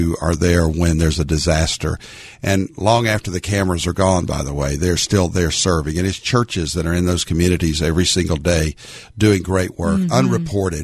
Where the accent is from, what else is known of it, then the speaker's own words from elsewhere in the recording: Arkansas, United States; now in Dallas-Fort Worth, United States; a little Baptist boy growing up in Arkansas